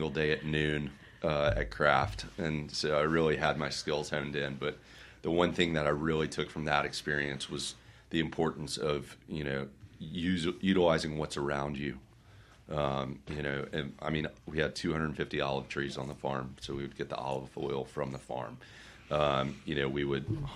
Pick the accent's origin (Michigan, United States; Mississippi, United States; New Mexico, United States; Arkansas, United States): Mississippi, United States; Jackson; I'm on my sixth house in Belhaven. I was born on Lindcrest and then Peachtree.